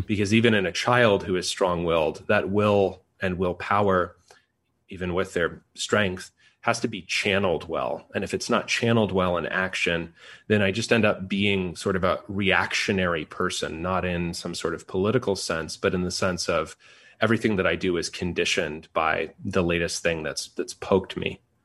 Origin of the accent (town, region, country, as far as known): United States